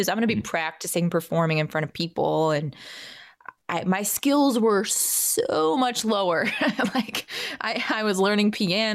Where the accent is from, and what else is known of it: Atlanta, Georgia, United States; born or raised there; also born or lived in Virginia